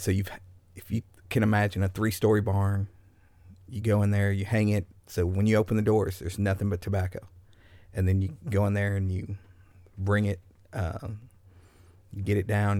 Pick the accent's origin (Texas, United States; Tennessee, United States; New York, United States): Tennessee, United States; Smith County; I grew up in Smith County. It's about an hour and a half from here on a farm.